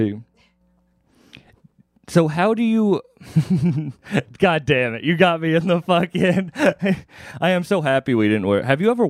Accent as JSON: {"language": "English", "region": "Massachusetts", "country": "United States", "said": "I'm from Massachusetts."}